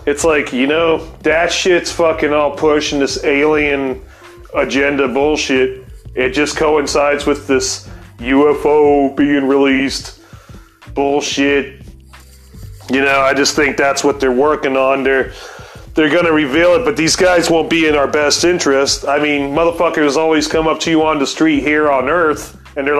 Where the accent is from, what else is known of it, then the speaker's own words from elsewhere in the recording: North Carolina, United States; I grew up with out in North Carolina